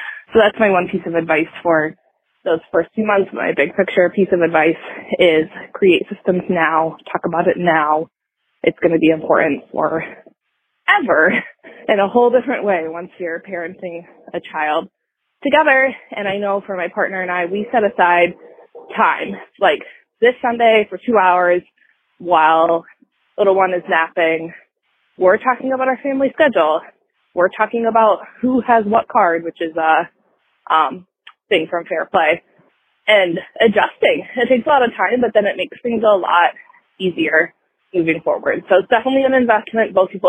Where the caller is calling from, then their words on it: Minneapolis, Minnesota, United States; I am calling from Minneapolis